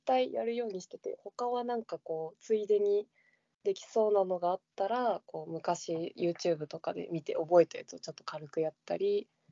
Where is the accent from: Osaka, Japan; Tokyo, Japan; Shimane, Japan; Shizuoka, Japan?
Shizuoka, Japan; 地元が静岡の方なので